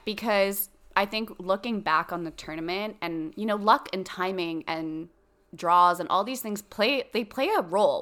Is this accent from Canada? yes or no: yes; Canada; we're Canadian